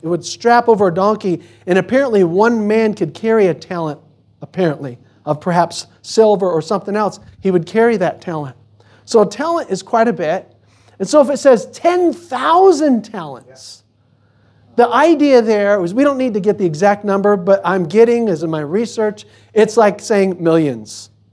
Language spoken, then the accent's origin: English; United States; we're American